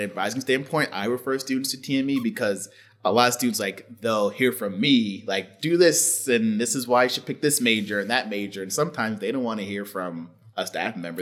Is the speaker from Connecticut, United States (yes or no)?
yes; Stamford, Connecticut, United States; my hometown is Stamford, Connecticut